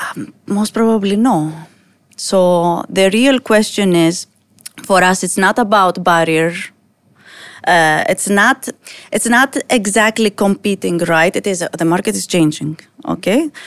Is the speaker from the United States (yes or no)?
no; Greece; now in United Arab Emirates; I come from Greece, a very different market. And then I come here